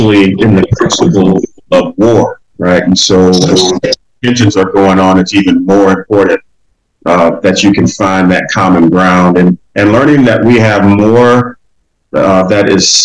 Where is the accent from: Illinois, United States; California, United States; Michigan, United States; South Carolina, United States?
Michigan, United States; Detroit; also born or lived in Orlando, Florida; I was born in Orlando, Florida, and actually raised in Detroit, Michigan. And so that's why I always say I'm from Detroit, because I was an infant when my parents moved us up to Detroit